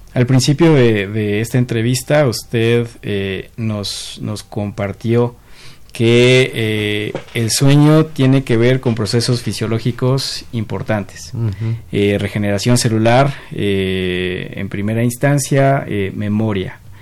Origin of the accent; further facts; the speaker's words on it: Mexico; nuestro componente como sociedad, como sociedad mexicana